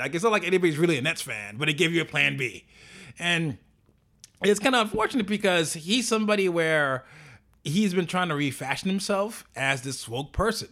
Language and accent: English; New York, United States; as a New Yorker